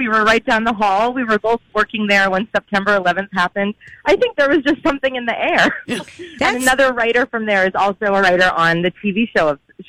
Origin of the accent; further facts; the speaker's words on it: New England, United States; also born or lived in Providence; I went to school there, and I'm from New England.